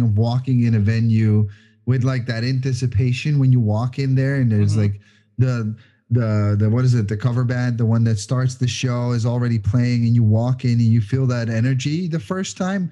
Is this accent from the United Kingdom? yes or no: no; Netherlands; moved away; when I grew up in Holland, I worked for a event management company